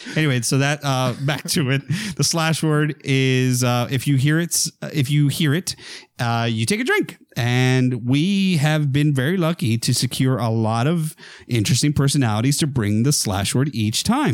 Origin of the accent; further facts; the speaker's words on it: near McAllen, Texas, United States; we didn't have a movie theater in my hometown. We had to go to McAllen, which was the big town nearby